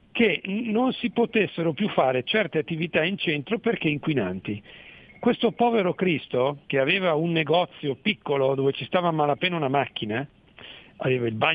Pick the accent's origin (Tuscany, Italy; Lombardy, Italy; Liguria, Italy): Lombardy, Italy; Mantua; io sono di Mantova